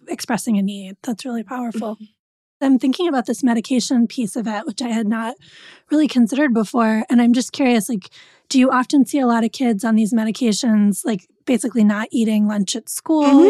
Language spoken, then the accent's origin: English; New England, United States; I grew up in New England.